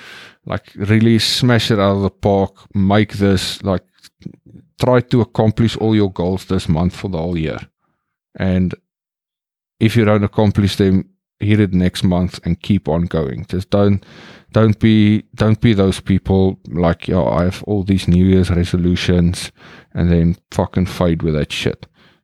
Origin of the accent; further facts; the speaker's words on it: South Africa; now in Netherlands; I'm in South Africa, my home country. It is beautiful, sunny weather.